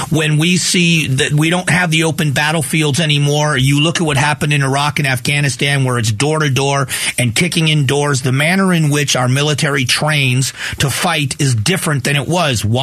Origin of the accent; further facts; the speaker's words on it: United States; In the end, as Americans, shouldn't we be concerned